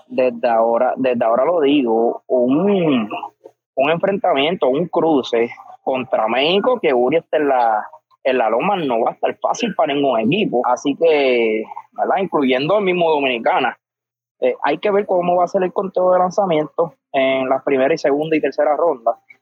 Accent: Puerto Rico; Soy puertorriqueño

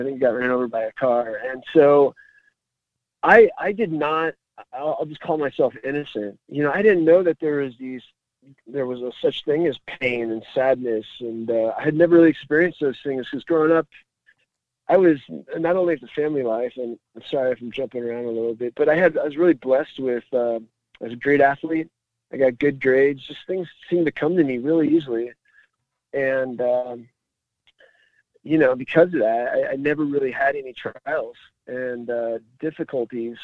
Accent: Phoenix, Arizona, United States; So I grew up in the Arcadia neighborhood

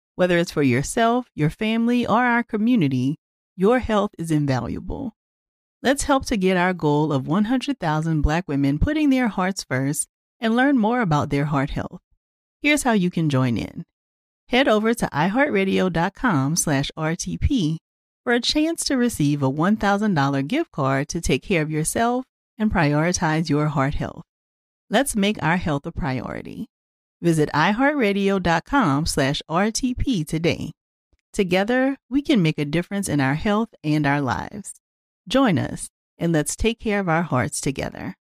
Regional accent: Louisiana, United States; born or raised there

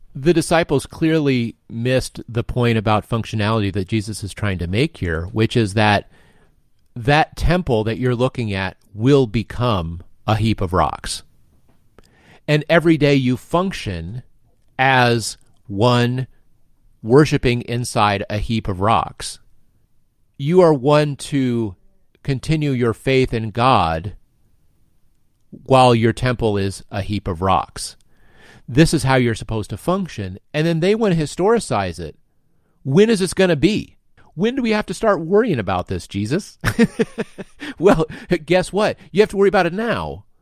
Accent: United States; as an American of the twenty-first century

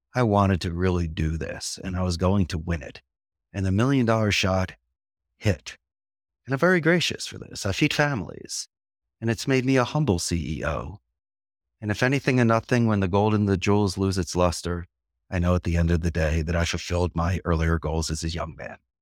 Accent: Philadelphia, Pennsylvania, United States; first language English; moved away as an adult; now in Costa Rica; from Philadelphia and Anglo Saxon and English is my first language

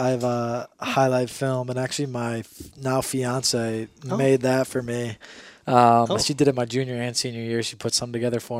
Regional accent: Barrington Hills, Illinois, United States; moved away as an adult; I flew back to Illinois, where I'm from.

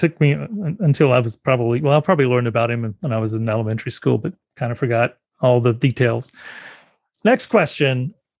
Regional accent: South Carolina, United States; South Carolina, in my hometown

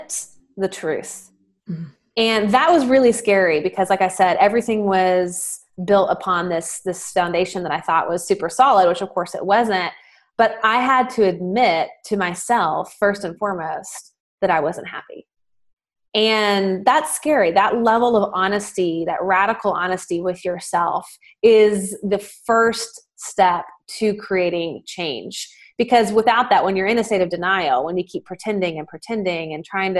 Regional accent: Nashville, Tennessee, United States; in the South, I'm from Nashville, Tennessee

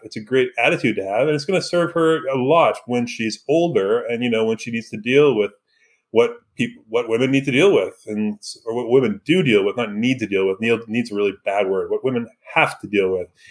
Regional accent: Vancouver, British Columbia, Canada; moved away; growing up in Vancouver, in that area, we aren't the prototypical Canadians

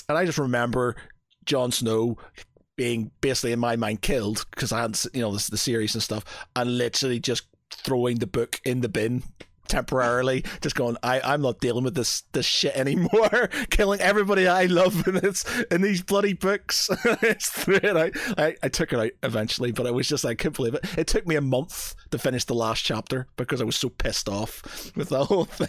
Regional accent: Ireland; because I'm Irish and can't do sun.

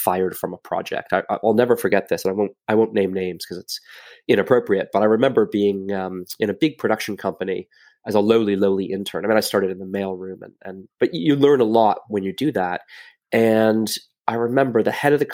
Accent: Canada; moved away as an adult; also born or lived in Cincinnati, Ohio, United States; I'm from Canada originally.

